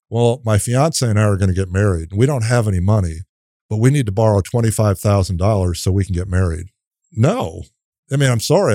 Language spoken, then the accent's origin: English; Minnesota, United States; moved away as an adult; now in College Station, United States; I'm from Minnesota, and I came here on a dance scholarship.